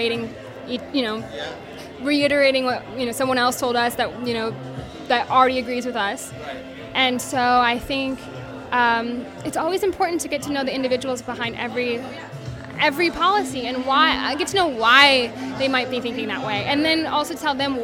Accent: South Dakota, United States; now in Los Angeles, United States; growing up in South Dakota because no one looked like me

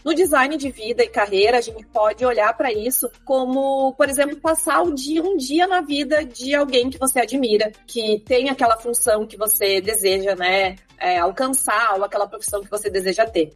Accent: Porto Alegre, Rio Grande do Sul, Brazil; eu sou aqui de Porto Alegre

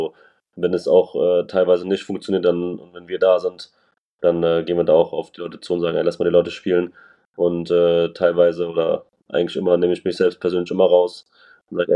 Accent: Frankfurt, Hesse, Germany

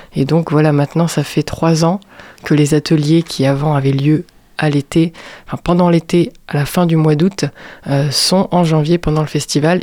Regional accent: Strasbourg, Grand Est, France; moved away as an adult; now in Angers, France; Je suis née à Strasbourg

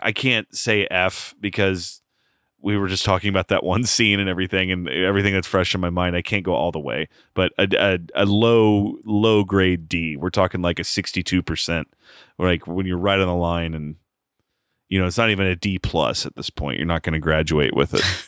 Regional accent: United States; I'm an American

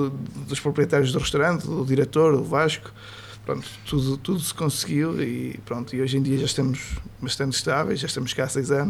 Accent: Vila Pouca de Aguiar, Norte, Portugal; moved away as an adult; now in Aveiro, Portugal; eu sou transmontano, sou, sou muito, gosto muito da minha região, pronto, e, e, e, vim para aqui, também já vai um bocadinho de mim defender muito a região. Eh, pronto, apesar de estar aqui há seis anos, meus filhos nasceram aqui a ver, ou seja, já me considero de haver também.

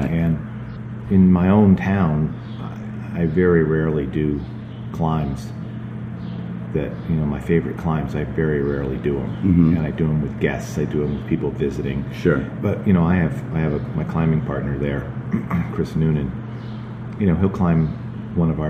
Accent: New England, United States; also born or lived in Colorado; I'm from New England

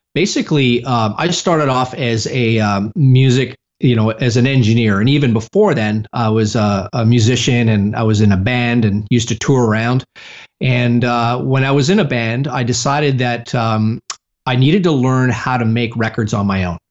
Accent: Canada; now in United States; I'm originally from Canada

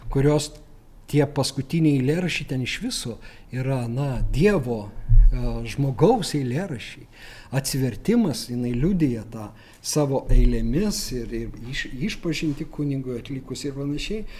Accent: Lithuania; mes lietuviai tą skaitom

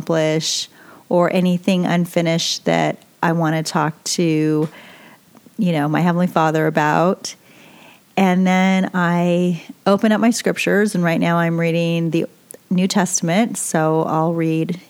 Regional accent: New York, United States; I'm originally from New York

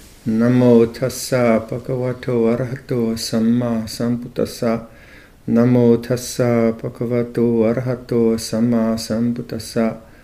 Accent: Chennai, Tamil Nadu, India; So having Siddharth join us, who's originally from Mumbai, and I'm from Madras. What's Madras? It's Chennai now.

